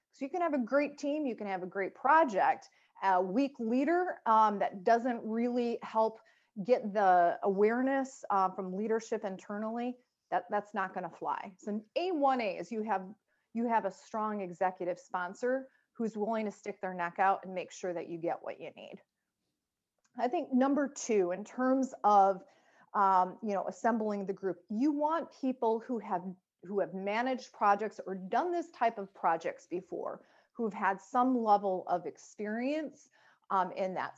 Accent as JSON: {"language": "English", "town": "Chicago", "region": "Illinois", "country": "United States", "said": "I'm from Chicago"}